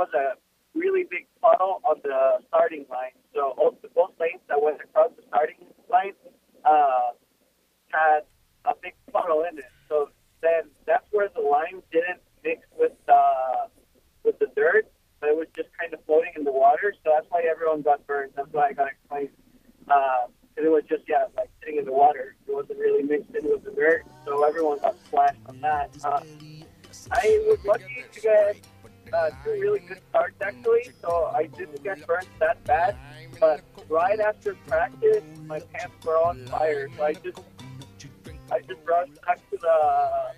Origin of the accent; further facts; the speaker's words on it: Quito, Pichincha, Ecuador; first language Spanish; English is a second language; now in United States; I'm from Ecuador. I'm from Quito, Ecuador, the capital.